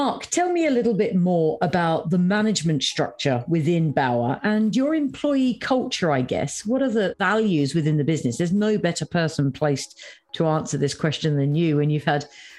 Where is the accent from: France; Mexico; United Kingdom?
United Kingdom; as a Brit.